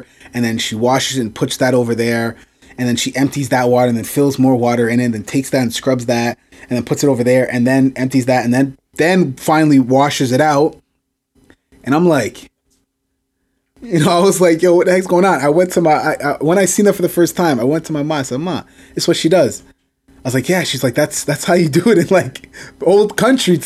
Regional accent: Canada; I'm Canadian. My parents are from Jamaica

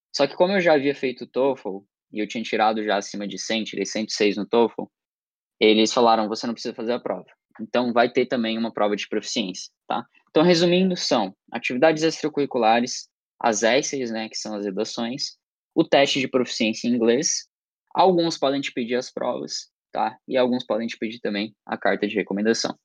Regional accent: Criciúma, Santa Catarina, Brazil; eu tenho 18 anos, sou de Criciúma, Santa Catarina

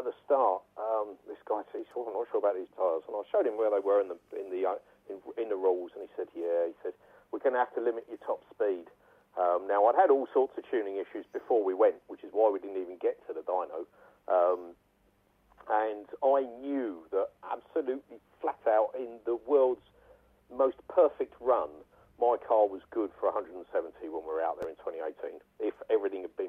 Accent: United Kingdom; as a Brit

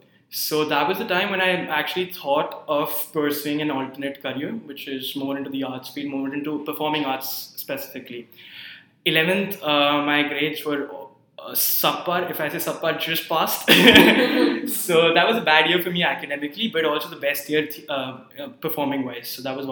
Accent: India; moved away as an adult; now in Hong Kong; So I'm from India. I grew up and did my education, before undergrad, I studied in India, and came to Hong Kong just to do my undergrad.

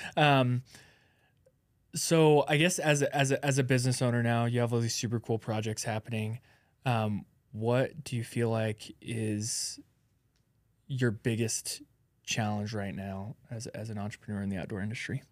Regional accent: Alaska, United States; I'm from Alaska

